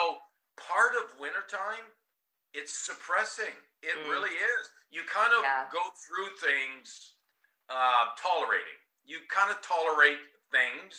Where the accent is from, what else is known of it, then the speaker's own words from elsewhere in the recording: Canada; moved away as an adult; also born or lived in New York / Southern California; now in Florida, United States; I'm Canadian, so I grew up in Canada, my first 20 years of my life, and then I ended up in New York